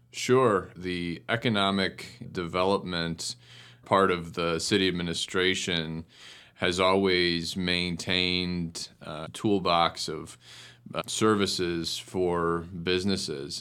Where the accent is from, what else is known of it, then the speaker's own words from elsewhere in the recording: Cleveland Heights, Ohio, United States; also born or lived in Baltimore; I grew up in Cleveland Heights